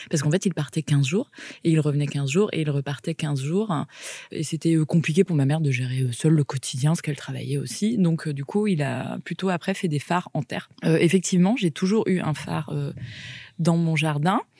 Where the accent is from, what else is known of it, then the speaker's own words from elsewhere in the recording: Paimpol, Brittany, France; born there; now in Lorient, France; j'ai 38 euh, ans dans quelques jours. Euh, du coup, je suis bretonne. Je suis née à Paimpol, dans les Côtes d'Armor, au nord de la Bretagne.